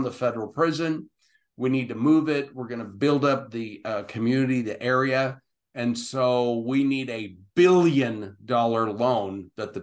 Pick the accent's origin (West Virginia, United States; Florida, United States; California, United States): California, United States; Southern; moved away as an adult; now in Utah, United States; That was home